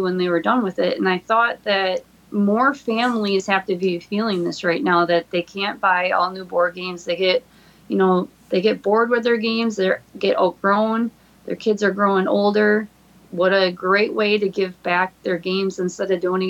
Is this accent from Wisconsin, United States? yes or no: yes; Peshtigo, Wisconsin, United States; the Peshtigo Fire, my hometown